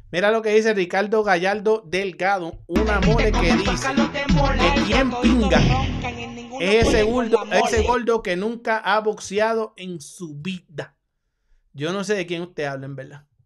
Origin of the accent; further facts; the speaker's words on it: Puerto Rico; mi dinero va con el cubano y soy boricua. Soy boricua.